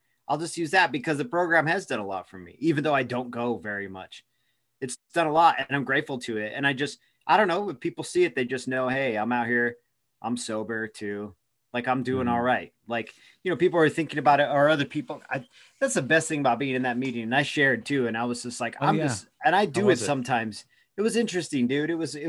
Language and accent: English; Eugene, Oregon, United States; now in Tucson, United States; I'm from Eugene. I moved here from Eugene, Oregon.